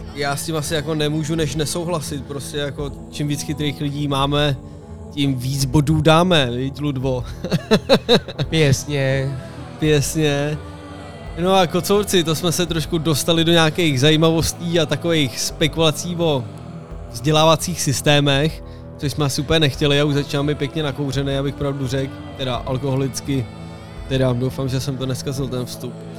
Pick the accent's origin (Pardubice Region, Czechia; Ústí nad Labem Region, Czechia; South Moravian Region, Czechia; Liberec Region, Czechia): Ústí nad Labem Region, Czechia; Roudnice nad Labem; u nás na Gimplu tady v Roudnici